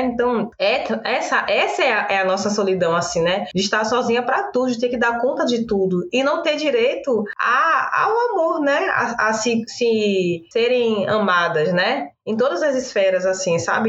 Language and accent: Portuguese; Cachoeira, Bahia, Brazil; also born or lived in Salvador; eu sou de Cachoeira, no interior da Bahia, Recôncavo Baiano